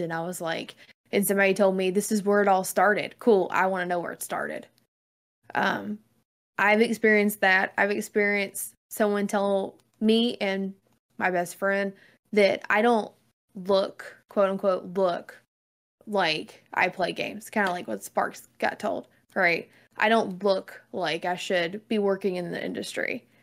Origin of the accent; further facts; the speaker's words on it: the South, Southern United States, United States; I'm Southerner and I talk simple